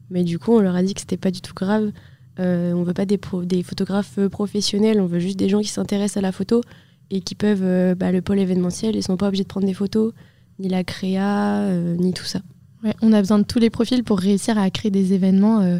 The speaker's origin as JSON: {"language": "French", "town": "Vannes", "region": "Brittany", "country": "France", "said": "je suis aussi en deuxième année. Et euh, avec Laurine, euh, on vient toutes les deux de Vannes."}